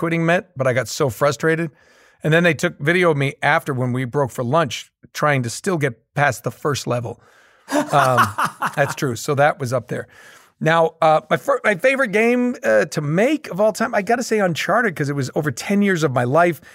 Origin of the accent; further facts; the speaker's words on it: Boston, Massachusetts, United States; We're both from the Boston area